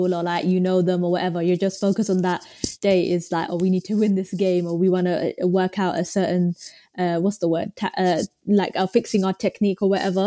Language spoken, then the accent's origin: English; Romford, London, United Kingdom; We're from Romford ends.